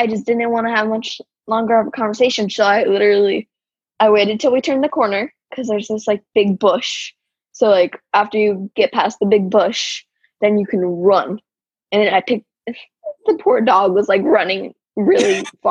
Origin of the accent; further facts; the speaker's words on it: Arizona, United States; I'm from Arizona. I live in Arizona